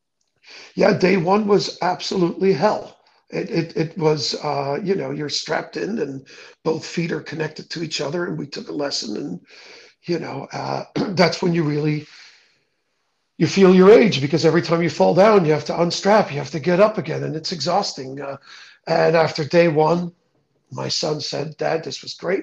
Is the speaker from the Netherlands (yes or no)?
yes; Netherlands; moved away; I grew up in the Netherlands, which is flat as a pancake.